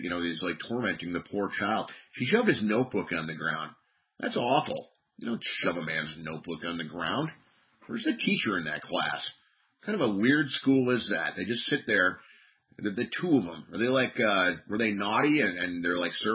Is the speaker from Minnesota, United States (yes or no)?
yes; Minnesota, United States; in my area, growing up in Minnesota